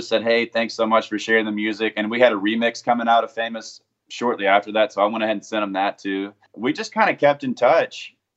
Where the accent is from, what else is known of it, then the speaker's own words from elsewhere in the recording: Hattiesburg, Mississippi, United States; moved away as an adult; now in Nashville, United States; I grew up in Hattiesburg, Mississippi